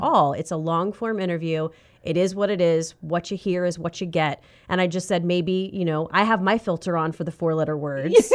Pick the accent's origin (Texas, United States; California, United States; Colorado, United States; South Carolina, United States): South Carolina, United States; moved away; I'm from South Carolina